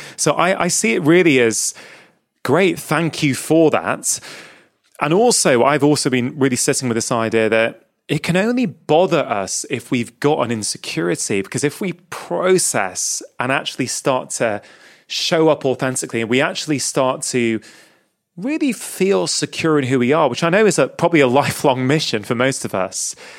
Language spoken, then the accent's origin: English; England, United Kingdom; born or raised there; also born or lived in India